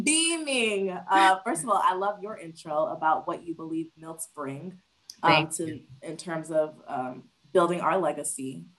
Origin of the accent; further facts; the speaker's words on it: New Jersey, United States; also born or lived in Princeton, New Jersey / Trenton, New Jersey / Willingboro, New Jersey / Milton Hershey School, Pennsylvania; I was born in New Jersey. So I'm from New Jersey. I was born in Princeton, if you want to get specific. That's what's listed on my birth certificate. But when I went to Milton Hershey, I lived in Trenton.